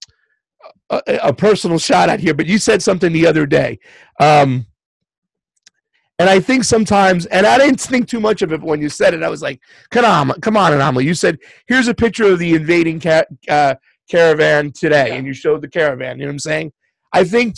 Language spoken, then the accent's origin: English; Boca Raton, Florida, United States; moved away as an adult; also born or lived in New York / Long Island; now in California, United States; When I moved from New York to South Florida in 1980, I was 7 years old